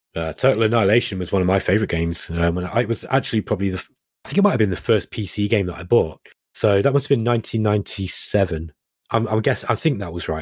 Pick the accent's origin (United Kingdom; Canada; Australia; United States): United Kingdom; Derby, East Midlands; accent: Derby; my Derby accent